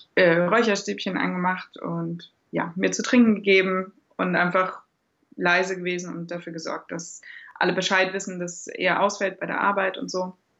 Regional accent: Germany; moved away as an adult; now in Austria; Ich komme eigentlich aus Deutschland

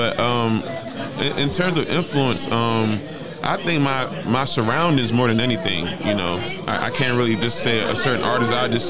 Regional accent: Baltimore, Maryland, United States; now in Los Angeles, United States; I grew up in Baltimore. But living in L.A. for so long

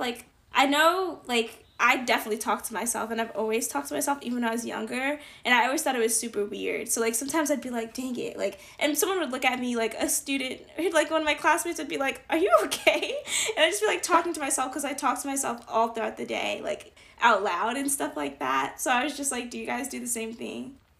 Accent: Northeast, United States; accent: northeastern; northeasterners that they like our accents

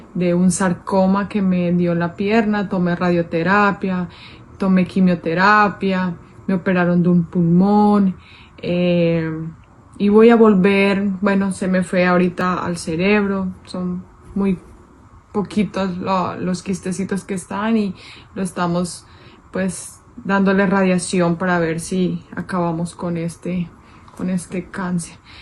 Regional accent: Colombia; moved away as an adult; now in Stockton, United States; soy colombiana, vivo ya hace un año y tres meses en Stockton, California.

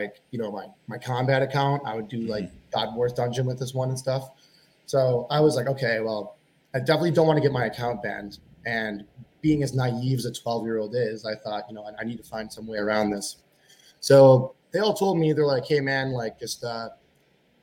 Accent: Chicago, Illinois, United States; also born or lived in Buffalo Grove, Illinois / Batavia, Illinois / Glenview, Illinois; I'm from Chicago, Illinois. I've kind of bounced back and forth between living in Chicago and the suburbs that surround it.

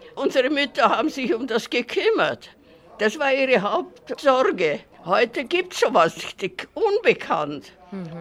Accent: Bratislava, Bratislava Region, Slovakia; Bei uns in Pressburg war das nicht

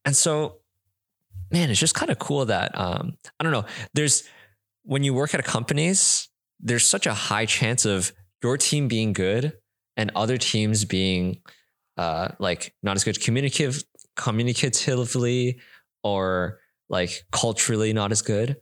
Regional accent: Canada; now in Singapore; in Canada, we're all Canadian

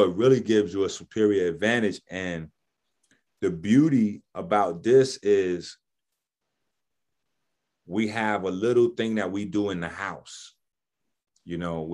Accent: New York City, New York, United States; I'm from the Bronx

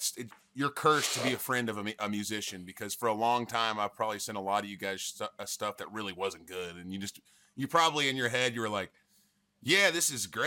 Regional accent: Tennessee, United States; The song's about me growing up in Tennessee and then playing there.

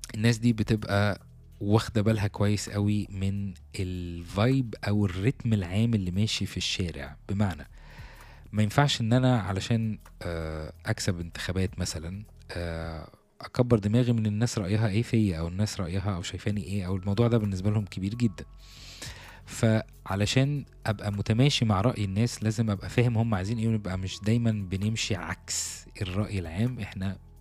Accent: Egypt; احنا كمصريين

